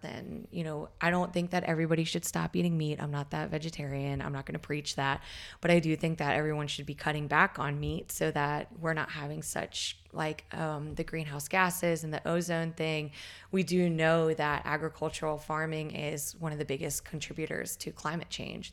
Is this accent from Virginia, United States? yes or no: yes; Southeast Virginia, United States; I was growing up in Southeast Virginia